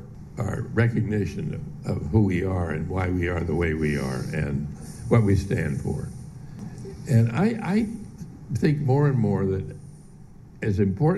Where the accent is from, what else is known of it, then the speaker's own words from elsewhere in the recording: Pittsburgh, Pennsylvania, United States; I grew up in Pittsburgh, Pennsylvania, where people not only worked hard, but if you were a hard, good worker, that counted high in how you were appreciated by other people.